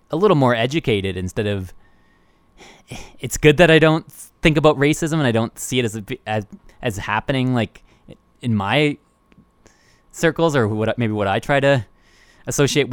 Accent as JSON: {"language": "English", "town": "Woodstock", "region": "Ontario", "country": "Canada", "tie": "born or raised there", "also_born_or_lived": "Toronto", "said": "us being raised in Woodstock, or in and around Woodstock, Ontario"}